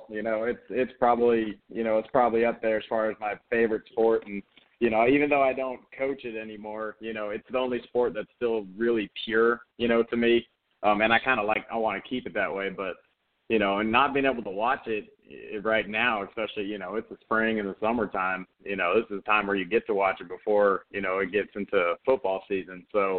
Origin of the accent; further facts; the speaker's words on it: California, United States; You know, I'm from Southern California